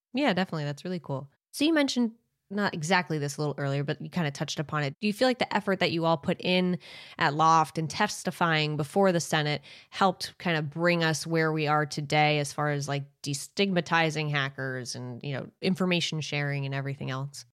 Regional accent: Maine, United States; you and I grew up in towns in Maine that aren't far from each other

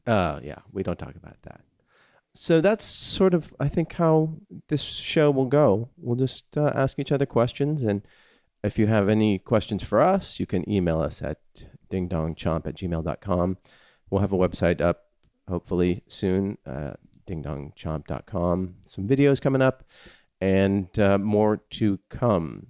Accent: California, United States; growing up in California

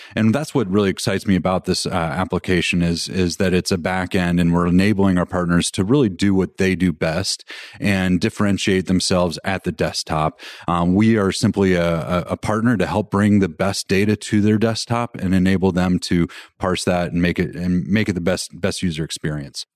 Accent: Colorado, United States; I'm from Colorado

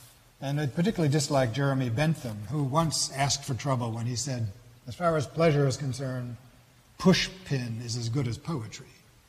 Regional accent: New York, United States; Niagara Falls. I grew up near Niagara Falls, and I think I know just where this is.

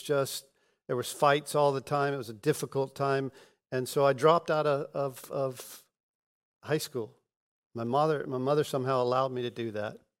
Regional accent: Pensacola, Florida, United States; I was born in Pensacola, and we We moved from rental house to rental house

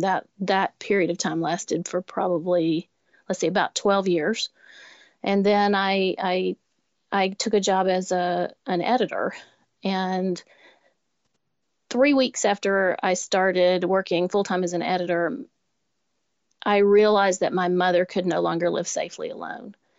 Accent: Lower Alabama, United States; now in Nashville, United States; I grew up in Lower Alabama

